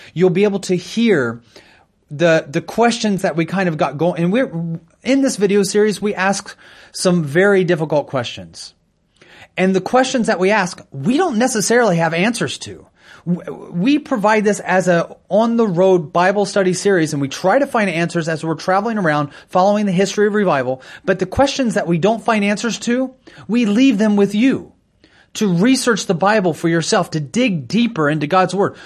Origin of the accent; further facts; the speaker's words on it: United States; I'm an American citizen